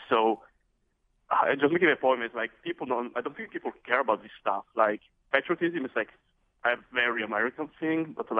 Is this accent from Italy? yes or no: yes; Italy; now in Los Angeles, United States; I'm from Italy